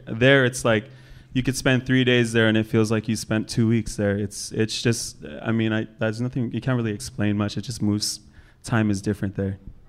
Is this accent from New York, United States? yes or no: no; Oahu, Molokai, Hawaii, United States; I grew up all over on Oahu, but then I also grew up on Molokai with my grandma after she adopted me.